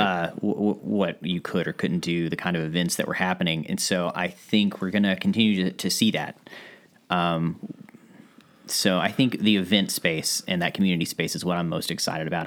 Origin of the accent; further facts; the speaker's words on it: Ashland, Kentucky, United States; also born or lived in Boston area, Massachusetts; growing up in Ashland